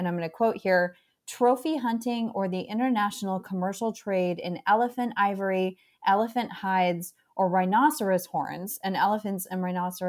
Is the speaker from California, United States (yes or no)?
yes; Los Angeles, California, United States; I am from Los Angeles